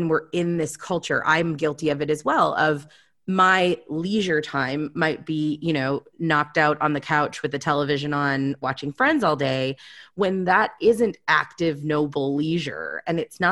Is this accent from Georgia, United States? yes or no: no; North Dakota, United States; moved away; where I grew up in North Dakota.